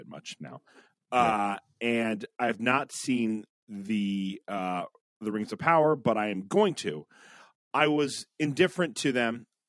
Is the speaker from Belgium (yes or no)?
no; United Kingdom; And I'm British, so you know that I am emotionally distant.